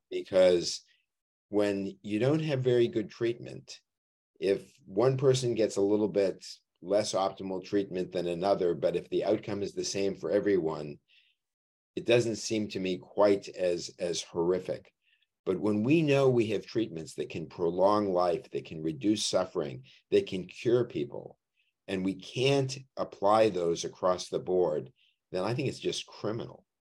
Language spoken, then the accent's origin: English; Boston, Massachusetts, United States; moved away as an adult; also born or lived in Durham, North Carolina; now in New Haven, United States; I grew up in Boston